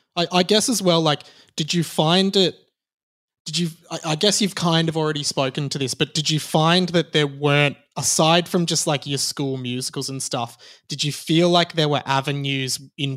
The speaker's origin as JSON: {"language": "English", "town": "Kew", "region": "Victoria", "country": "Australia", "tie": "born or raised there", "said": "Yeah, I grew up in Kew"}